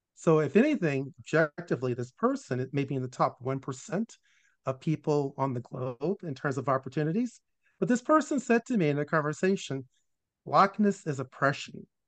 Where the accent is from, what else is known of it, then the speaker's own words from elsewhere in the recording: Richmond, Virginia, United States; was born in Richmond, Virginia uh, in 1961, uh, in the capital of the Confederacy. And for the first eight years of my life, I lived in a, um, a world that was all Black